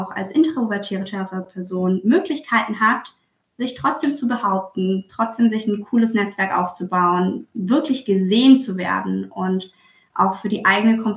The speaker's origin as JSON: {"language": "German", "region": "Southern Germany", "country": "Germany", "lives_now": "Hamburg, Germany", "said": "Tatsächlich komme ich aus Süddeutschland und ähm, mich hat es dann mit der Zeit beruflich nach Hamburg verschlagen."}